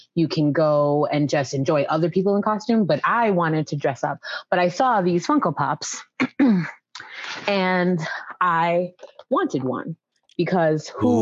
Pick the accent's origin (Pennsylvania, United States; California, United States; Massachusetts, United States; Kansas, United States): Massachusetts, United States; Western; moved away as an adult; also born or lived in Maryland / Boston, Massachusetts / Dallas, Texas; now in Atlanta, United States; we moved to Massachusetts when I was about five years old.